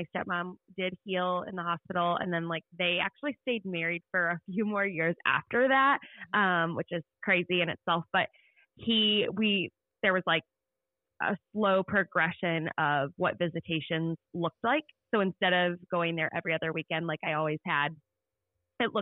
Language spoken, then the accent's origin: English; Indiana, United States; I grew up in Indiana